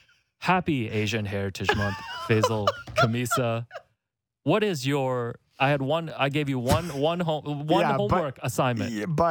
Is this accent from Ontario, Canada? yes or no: yes; Markham, Ontario, Canada; English is a second language; also born or lived in Hong Kong; when you're like an immigrant, I grew up in Markham. So it was a different experience for me because we know it's very populated with Asians.